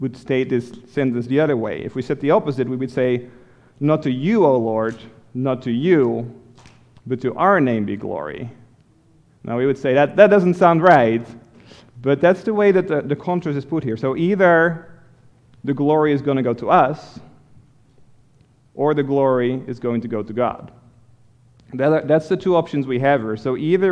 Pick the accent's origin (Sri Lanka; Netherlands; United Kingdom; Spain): Netherlands; moved away as an adult; now in United States; I grew up in Holland, in Europe. And I didn't come to America until after I met Elisa